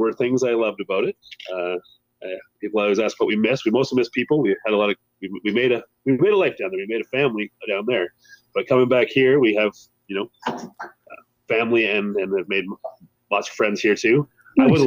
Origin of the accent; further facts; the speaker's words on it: Alberta, Canada; also born or lived in Calgary; Grew up in Ice Creek, Alberta